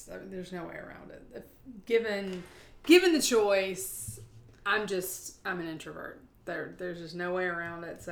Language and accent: English; South Carolina, United States; we're from South Carolina